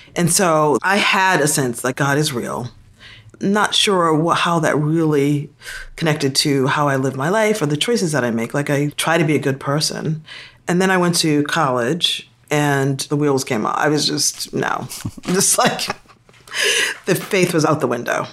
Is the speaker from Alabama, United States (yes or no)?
no; Boston, Massachusetts, United States; moved away as an adult; also born or lived in South Africa; I'm from Boston and was born and raised in Boston. I grew up most of my life in Dorchester, Massachusetts